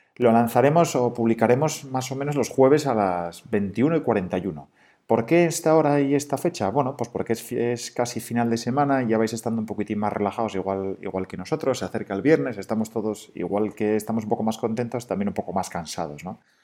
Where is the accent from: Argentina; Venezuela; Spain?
Spain; Asturias; moved away as an adult; somos asturianos